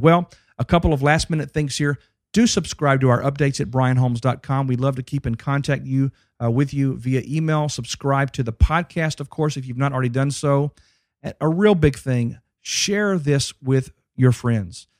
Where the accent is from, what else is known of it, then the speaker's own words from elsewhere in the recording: Dallas, Texas, United States; my hometown